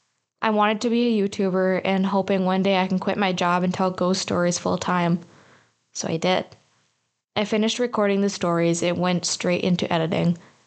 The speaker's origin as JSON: {"language": "English", "country": "Malaysia", "said": "In my culture, I'm Malaysian, we have ghosts like the Pantacock."}